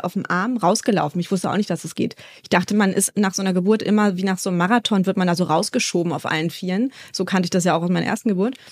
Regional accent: Berlin, Germany; moved away as an adult; now in Hamburg, Germany; Ich komme gebürtig eigentlich aus Berlin, lebe jetzt aber mittlerweile in Hamburg

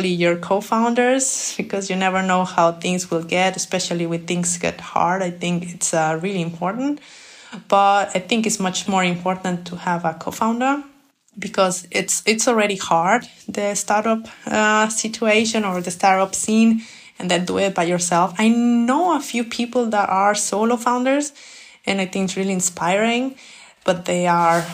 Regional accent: Mexico; moved away as an adult; now in Germany; I come from Mexico

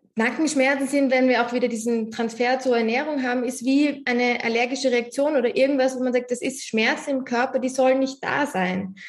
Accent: Austria; bei uns in Österreich

